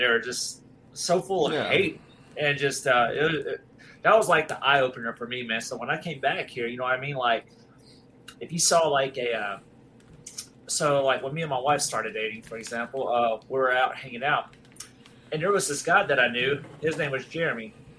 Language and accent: English; North Mississippi, United States; born or raised there; moved away